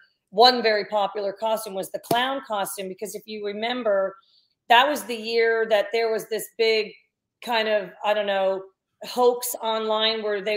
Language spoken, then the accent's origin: English; Columbus, Ohio, United States; born there; also born or lived in New Jersey; Columbus, that's where Dad was the Buckeye.